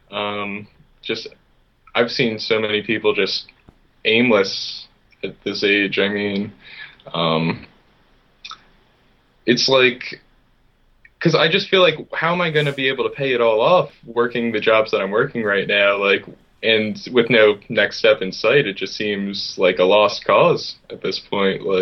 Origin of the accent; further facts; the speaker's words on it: Philadelphia, Pennsylvania, United States; Uh, in Philadelphia.